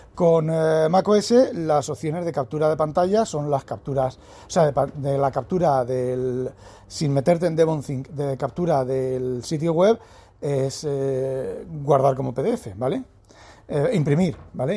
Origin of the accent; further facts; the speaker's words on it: Spain; Soy español